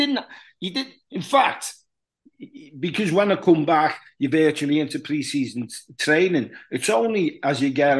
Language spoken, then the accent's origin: English; Huyton, North West England, United Kingdom; also born or lived in Liverpool; a kid who was brought up in Highton, which is just outside Liverpool. I was born in Liverpool.